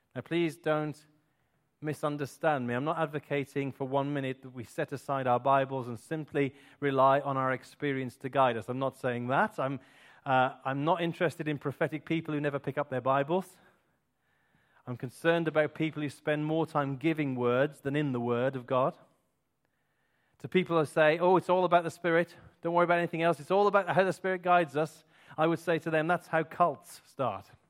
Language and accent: English; Clun, West Midlands, United Kingdom; I was born, that was the place I was born. I was born in Tlan. I am indeed a Tlannite.